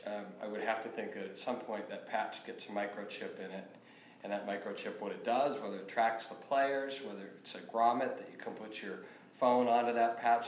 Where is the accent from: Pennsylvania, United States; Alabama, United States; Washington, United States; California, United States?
Pennsylvania, United States; Pittsburgh; I grew up in Pittsburgh